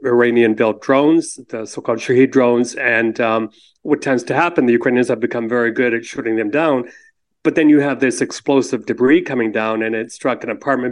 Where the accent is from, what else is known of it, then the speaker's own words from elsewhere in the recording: Canada; as a Canadian